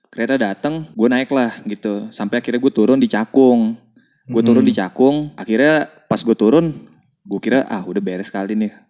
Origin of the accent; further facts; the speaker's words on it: Jakarta, Indonesia; Kan kita gede di Jakarta nih ya.